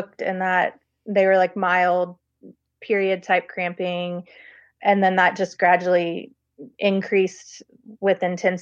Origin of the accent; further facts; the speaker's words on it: Baton Rouge, Louisiana, United States; I'm from Baton Rouge, Louisiana. And like growing up, there was one major hospital